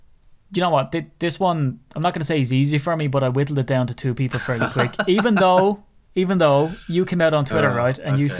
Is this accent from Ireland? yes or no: yes; Ireland; accent: Irish; it's just my Irish accent.